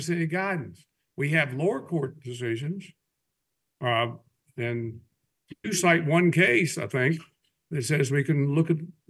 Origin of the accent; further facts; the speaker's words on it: West Virginia, United States; I'm from West Virginia.